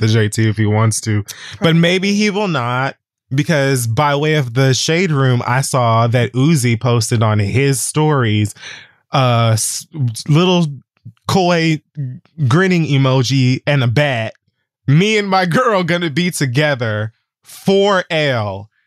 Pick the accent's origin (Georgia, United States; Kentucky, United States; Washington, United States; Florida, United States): Florida, United States; Miami; I'm from Miami like she is